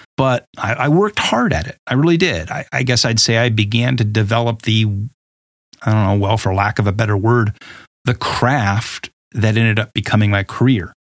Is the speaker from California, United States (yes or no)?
yes; Huntington Beach, California, United States; I grew up in Southern California, mostly in a place called Huntington Beach